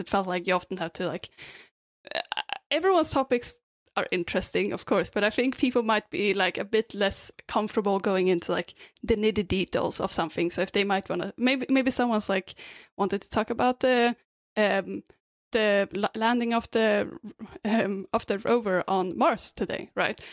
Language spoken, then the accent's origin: English; Sweden; also born or lived in Australia; now in Vancouver, Canada; I'm originally from Sweden, uh, but I lived in Australia a bit before this, and now I'm in Vancouver.